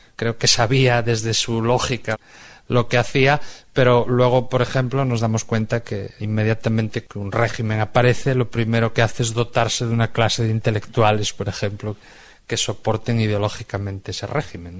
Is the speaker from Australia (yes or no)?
no; Spain; soy un escritor español